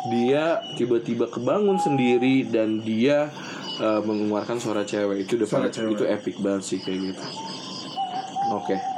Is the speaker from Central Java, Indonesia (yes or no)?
no; Tasikmalaya, West Java, Indonesia; Bukan kan saya orang Tasik bukan di Bogor.